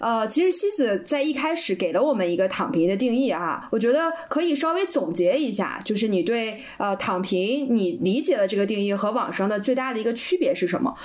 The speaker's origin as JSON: {"language": "Chinese", "region": "Northeast China", "country": "China", "said": "我们东北话叫“死猪不怕开水烫”"}